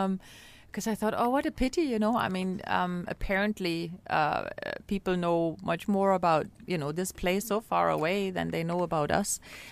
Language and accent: English; East Berlin, Berlin, Germany; And I say, "I'm from East Berlin."